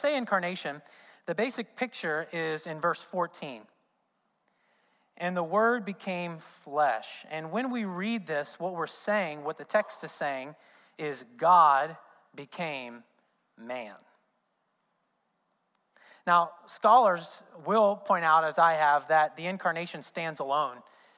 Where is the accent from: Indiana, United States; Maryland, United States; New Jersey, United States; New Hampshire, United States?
Indiana, United States; I'm from Indiana